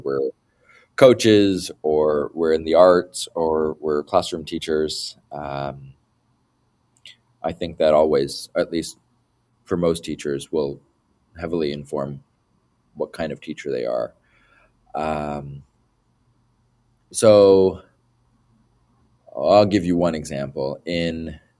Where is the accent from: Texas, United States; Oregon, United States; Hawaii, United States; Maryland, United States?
Oregon, United States; Beaverton; when I was a student in Beaverton, there were very few Asian kids